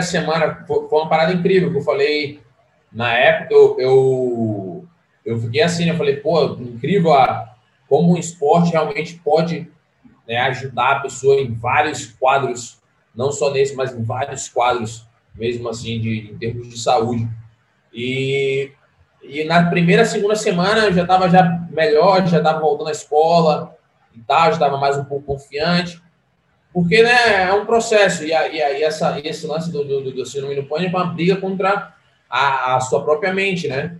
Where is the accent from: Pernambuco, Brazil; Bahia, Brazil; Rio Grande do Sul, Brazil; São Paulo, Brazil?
Bahia, Brazil; Salvador; sou baiano, nasci, nasci e criado em, em Salvador